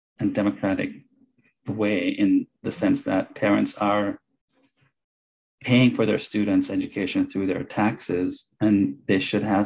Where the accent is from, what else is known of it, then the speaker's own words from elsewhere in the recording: Jamaica; now in Illinois, United States; I went to school and I grew up in Jamaica, went to a very strict private Catholic school